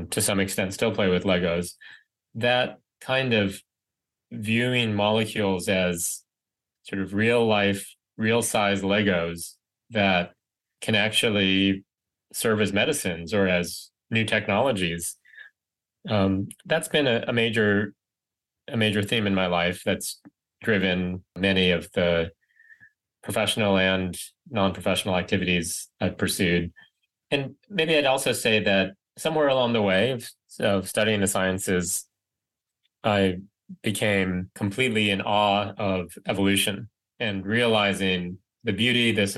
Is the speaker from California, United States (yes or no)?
yes; Riverside, California, United States; moved away as an adult; I grew up in Riverside, California, suburb